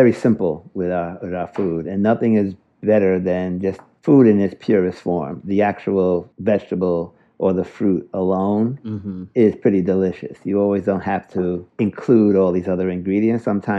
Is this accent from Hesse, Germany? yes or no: yes; Wiesbaden, Hesse, Germany; born there; I was born in Wiesbaden. My dad was a Tuskegee Airman.